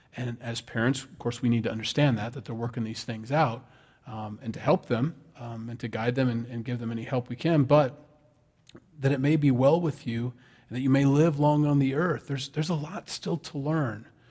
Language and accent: English; Sioux City, Iowa, United States; I'm from Iowa. Sioux City, Iowa